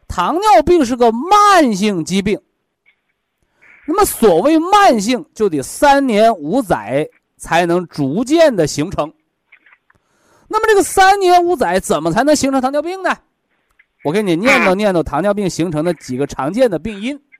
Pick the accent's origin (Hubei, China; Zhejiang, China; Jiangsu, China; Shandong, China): Shandong, China; Linyi; 我老家山东临沂